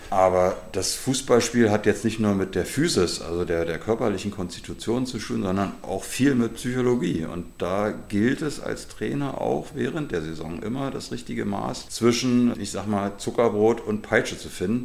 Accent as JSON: {"language": "German", "region": "Berlin", "country": "Germany", "tie": "born or raised there", "also_born_or_lived": "Claro (possibly Kladow, Berlin)", "said": "gebürtiger Berliner mit meinen Eltern bin ich 1971 hier nach Claro gezogen"}